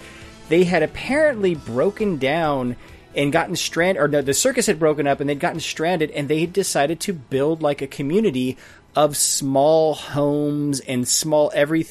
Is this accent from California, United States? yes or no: yes; Riverside, California, United States; In Riverside, California.